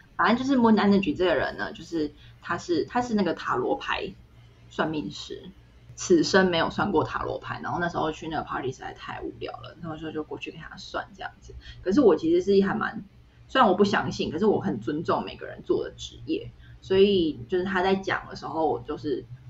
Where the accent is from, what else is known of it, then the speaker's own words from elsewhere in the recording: Taiwan; moved away; 然后我说，哦，台湾